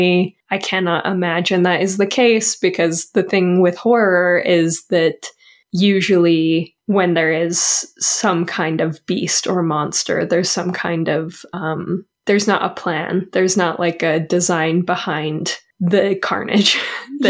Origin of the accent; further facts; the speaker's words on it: United States; We're from America.